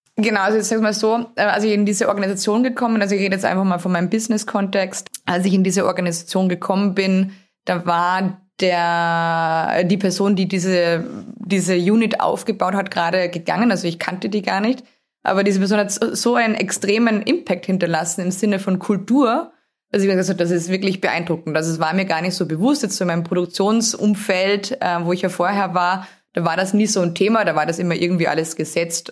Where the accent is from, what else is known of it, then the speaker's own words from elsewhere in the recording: Austria; accent: Austrian; moved away as an adult; also born or lived in Steyr, Austria; Ich habe einen relativ starken Akzent. Der kommt dadurch, dass ich in Österreich geboren wurde, habe dort auch studiert